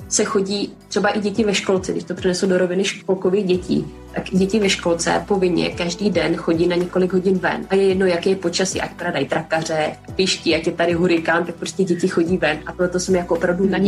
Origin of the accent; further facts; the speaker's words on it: Czechia; moved away; protože já jsem přijela z Čech, kdy vlastně nějaký objímání je víceméně vyhrazený pro úzkou rodinu